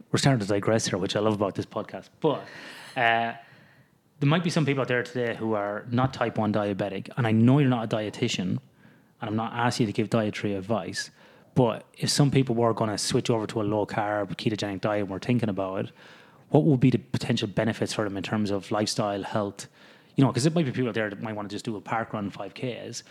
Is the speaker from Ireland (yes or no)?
yes; the middle of Ireland, Midlands, Ireland; moved away as an adult; now in Australia; growing up in Ireland, living in the middle of Ireland